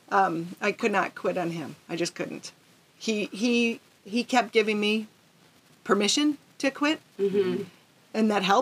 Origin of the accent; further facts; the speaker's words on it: Madison, Wisconsin, United States; moved away; pedaling into my hometown. Oh yeah. Madison, Wisconsin.